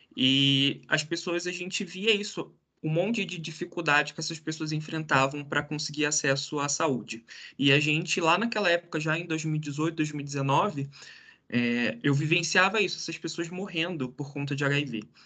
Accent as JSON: {"language": "Portuguese", "region": "Rio de Janeiro", "country": "Brazil", "tie": "born or raised there", "moved": "as an adult", "lives_now": "Curitiba, Brazil", "said": "lá do Rio de Janeiro, que era de onde eu nasci, tive minha vida inteira, daí eu vim aqui para Curitiba"}